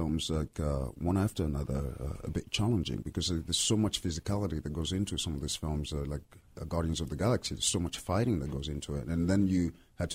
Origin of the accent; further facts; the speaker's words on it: Lyon, Auvergne-Rhône-Alpes, France; English is a second language; moved away as an adult; also born or lived in Benin; now in United States; I grew up in Lyon, in France